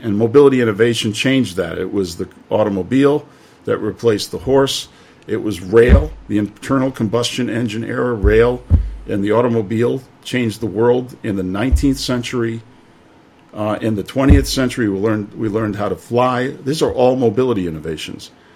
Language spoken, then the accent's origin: English; New York, United States; moved away as an adult; also born or lived in Detroit; now in Shanghai, China; I'm from New York